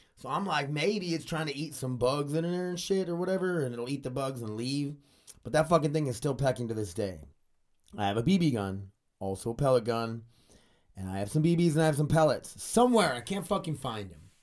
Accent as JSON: {"language": "English", "country": "United States", "said": "'cause I'm American."}